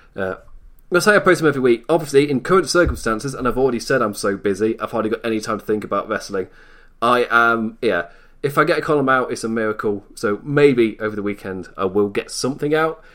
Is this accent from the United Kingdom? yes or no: yes; England, United Kingdom; I am English